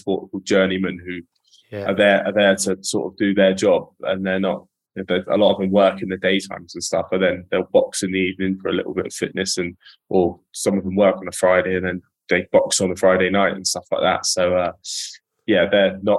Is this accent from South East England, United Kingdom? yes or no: yes; Epsom, South East England, United Kingdom; I was born in Epsom.